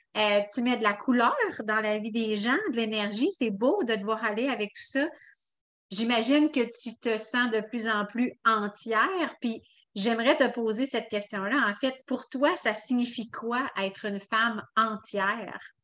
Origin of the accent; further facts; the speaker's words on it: Quebec City, Quebec, Canada; now in Lévis, Canada; de Québec précisément, mais là, on vient de déménager à Lévis